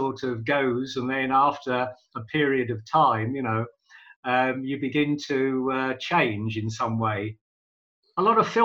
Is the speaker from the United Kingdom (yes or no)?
yes; London, United Kingdom; moved away as an adult; now in Manchester, United Kingdom; I was born in London. I came up to Manchester, yep, in 1980 for work